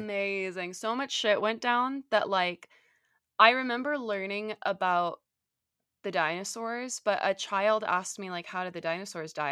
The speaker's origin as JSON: {"language": "English", "region": "Southern California", "country": "United States", "tie": "born or raised there", "said": "I grew up in Southern California"}